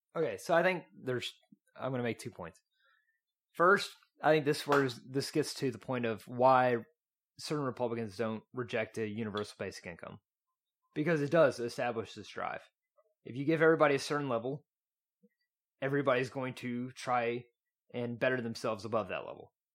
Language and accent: English; East Texas, United States; accent: East Texan; I grew up in East Texas.